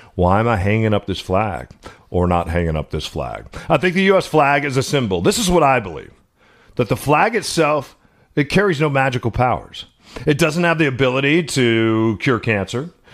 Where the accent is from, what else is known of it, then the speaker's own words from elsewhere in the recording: Seattle, Washington, United States; the streets of my hometown